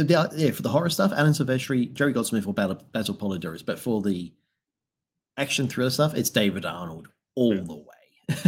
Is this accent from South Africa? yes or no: no; Australia; I'm an Australian.